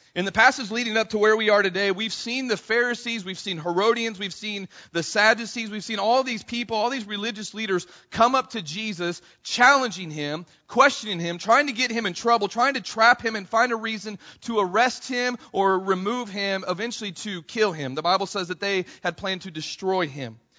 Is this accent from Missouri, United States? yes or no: yes; Missouri, United States; I grew up in Missouri